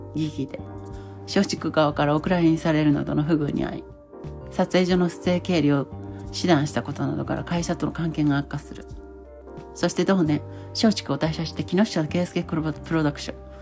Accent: Hamamatsu, Shizuoka, Japan; 私の出身は旧稲佐郡細江町木がという場所で

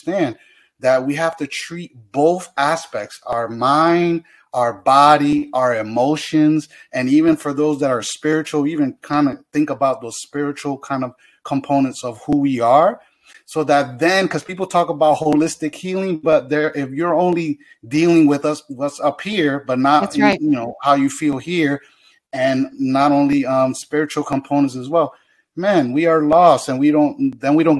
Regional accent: Hartford, Connecticut, United States; I'm from Hartford, born and raised in Hartford

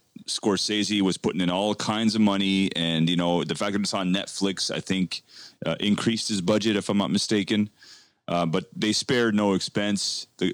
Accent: Canada; We're two Canadian boys in the heart of in the nation's capital here in Canada

